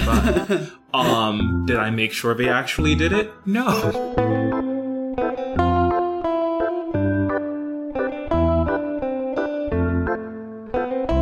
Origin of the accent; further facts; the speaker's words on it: New York, United States; now in North Carolina, United States; I'm originally from New York